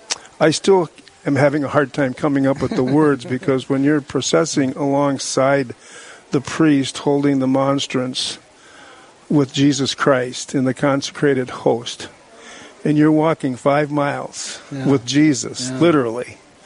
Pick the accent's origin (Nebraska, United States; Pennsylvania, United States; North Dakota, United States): North Dakota, United States; born or raised there; also born or lived in Wisconsin